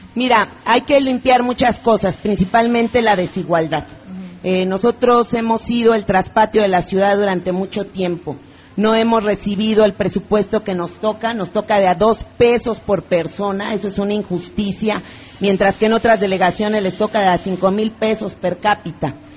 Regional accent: Mexico City, Mexico; nací en Iztapalapa, en el pueblo de San Lorenzo Tezonco

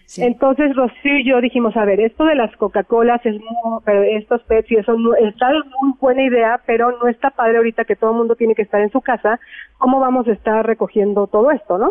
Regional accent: Mexico

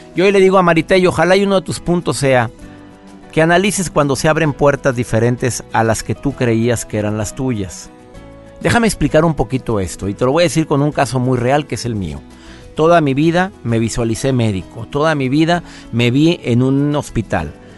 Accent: Monterrey, Nuevo León, Mexico; moved away; la ciudad donde yo nací, mi querido Monterrey

